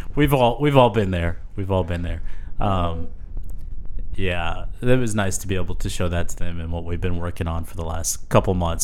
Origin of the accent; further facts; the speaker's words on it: San Antonio, Texas, United States; growing up in San Antonio, our church was started by Leonard Coote